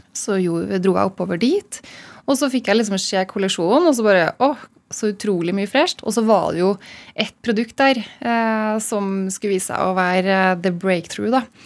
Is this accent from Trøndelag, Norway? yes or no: yes; Malvik, Trøndelag, Norway; naboen min i Malvik, der jeg kommer fra